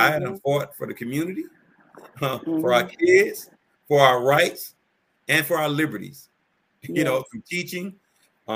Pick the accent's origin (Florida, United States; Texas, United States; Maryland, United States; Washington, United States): Florida, United States; Miami; I grew up in Miami, Florida